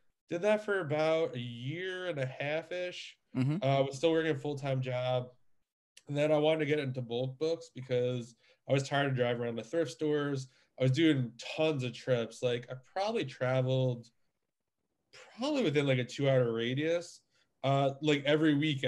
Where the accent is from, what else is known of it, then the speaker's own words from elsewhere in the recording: New York, United States; now in Pennsylvania, United States; I'm originally from New York. I live in Pennsylvania now